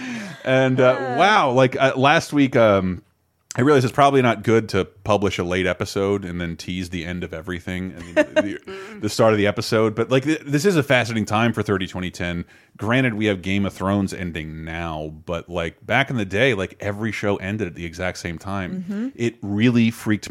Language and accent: English; Florida, United States; moved away as an adult; also born or lived in California; I grew up in Florida